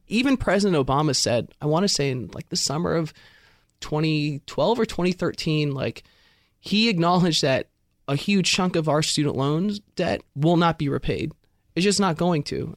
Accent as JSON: {"language": "English", "region": "California", "country": "United States", "said": "I'm from California. When I was graduating high school, you go to U C Berkeley"}